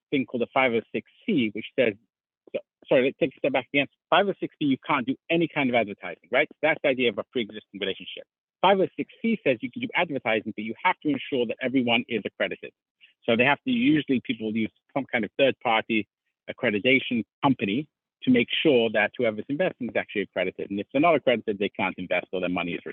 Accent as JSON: {"language": "English", "region": "London", "country": "United Kingdom", "tie": "born or raised there", "said": "I was brought up in London, England"}